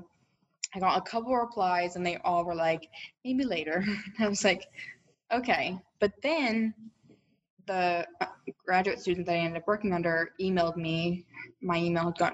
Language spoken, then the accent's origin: English; Austin, Texas, United States; I'm from Austin, so it was easy for me to just commute back. I live about 30 minutes away at my parents' house